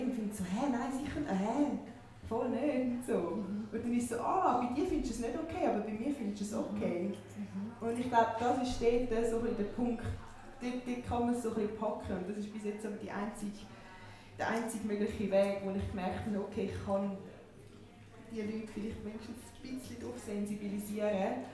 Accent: Winterthur, Zurich, Switzerland; für mich ist es definitiv Winterthur. Also ich tue es nicht nur an die Stadt koppeln, sondern so Region, Winterthur.

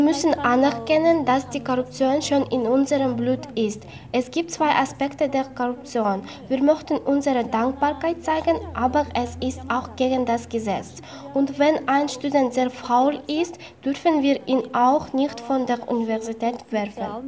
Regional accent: Osh, Osh Region, Kyrgyzstan; Ich bin in Osch geboren und mache verschiedene Arbeiten

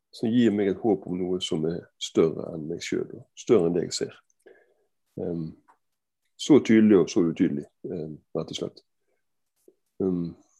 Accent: Bergen, Vestland, Norway; Jeg er, jeg er bergenser, som du hører. Jeg er fra Fyllingsdalen og Danmarksplass i barndommen.

